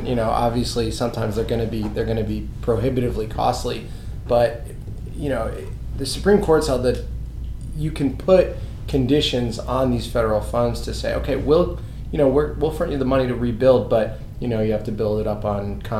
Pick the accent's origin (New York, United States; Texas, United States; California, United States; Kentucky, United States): New York, United States; moved away as an adult; now in Omaha, United States; before I moved to Omaha. I'm from New York, and I moved out of New York about 2 months after Hurricane Sandy